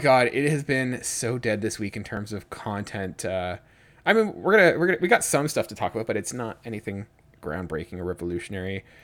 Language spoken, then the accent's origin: English; Georgian Bay, Ontario, Canada; moved away; I'm from Georgian Bay